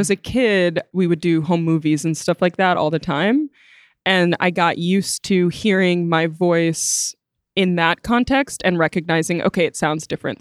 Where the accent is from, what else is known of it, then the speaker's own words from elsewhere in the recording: Wilmette, Illinois, United States; I'm from Wilmette, Illinois, and my dad got sick a while ago, so I moved back into living with him, which is my childhood home